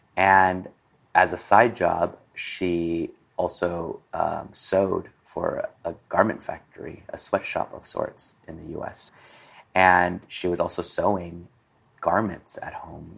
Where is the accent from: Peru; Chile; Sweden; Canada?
Peru; also born or lived in Hong Kong; now in Los Angeles, United States; I was born here in Chinatown, Los Angeles, at um, French Hospital. And two months later, my family decided to continue their journey move to Peru we set up house